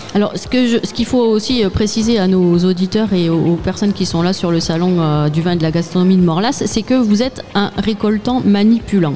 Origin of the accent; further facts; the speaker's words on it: Bar-sur-Aube, Grand Est, France; now in Béarn, France; je suis née, moi, à Bar-sur-Aube